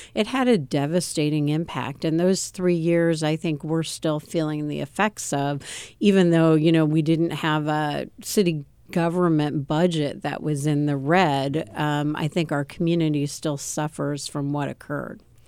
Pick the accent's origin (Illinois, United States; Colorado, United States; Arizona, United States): Illinois, United States; Champaign; born or raised there; also born or lived in Newport News, Virginia / Urbana, Illinois